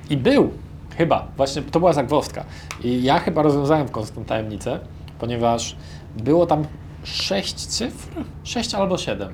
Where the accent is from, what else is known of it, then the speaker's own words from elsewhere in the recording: Poland; jesteśmy z Polski